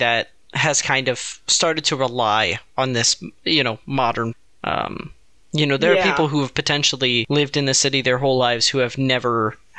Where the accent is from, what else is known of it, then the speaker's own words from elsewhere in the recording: United States; It's my right as an American.